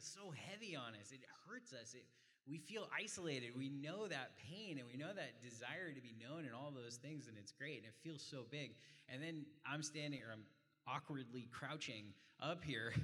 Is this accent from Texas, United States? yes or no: yes; Frisco, Texas, United States; I grew up in Frisco. I've seen Frisco change